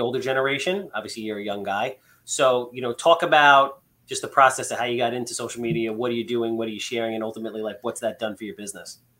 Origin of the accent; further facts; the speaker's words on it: Long Island, New York, United States; we're from Long Island.